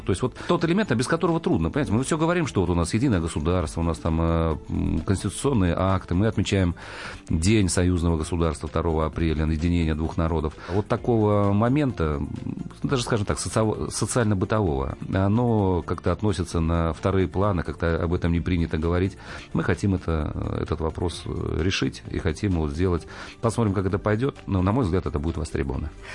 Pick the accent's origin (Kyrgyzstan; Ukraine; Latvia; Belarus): Belarus; also born or lived in Kazakhstan; now in Smolensk, Russia; в 1974 году наша семья переехала э, из Казахстана и переехала в Белоруссию. Поэтому я в Беларуси э, учился в школе